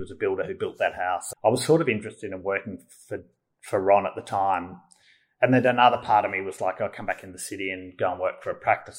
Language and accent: English; Melbourne, Victoria, Australia; I grew up in Melbourne, nearby in the southeastern suburbs, and um, yeah, so I'm a very Melbourne person. I grew up in Malvern